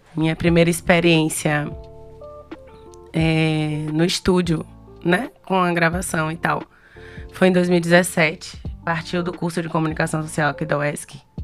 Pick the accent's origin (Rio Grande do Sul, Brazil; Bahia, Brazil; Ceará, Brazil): Bahia, Brazil; Ilhéus; eu sou de Ilhéus